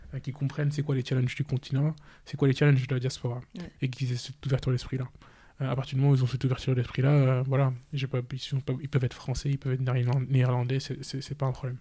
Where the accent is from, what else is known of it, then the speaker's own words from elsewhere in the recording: Senegal; moved away; j'ai grandi au Sénégal. Par contre, j'ai fait l'école française